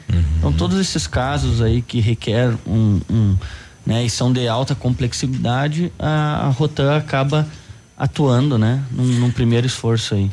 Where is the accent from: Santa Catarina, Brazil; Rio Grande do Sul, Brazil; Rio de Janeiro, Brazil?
Rio Grande do Sul, Brazil; Rio Pardo; moved away as an adult; now in Pato Branco, Brazil; Eu sou natural do Rio Grande do Sul, eh, mais precisamente de Rio Pardo